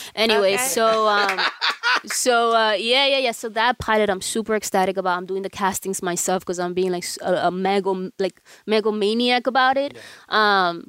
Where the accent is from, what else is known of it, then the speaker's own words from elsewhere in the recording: New York, United States; moved away as an adult; also born or lived in Dominican Republic; now in Los Angeles, United States; I was born in DR. I was raised in New York.